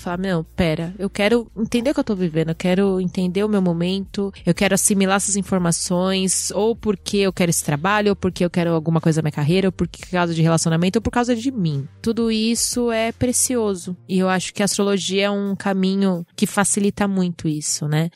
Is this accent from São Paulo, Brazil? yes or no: yes; Pirituba, São Paulo, Brazil; lá da minha casa, lá da minha quebrada, salve Pirituba.